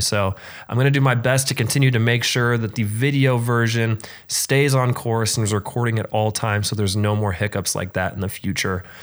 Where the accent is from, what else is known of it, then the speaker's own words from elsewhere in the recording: Frankfort, Indiana, United States; moved away; going back home to Frankfort, Indiana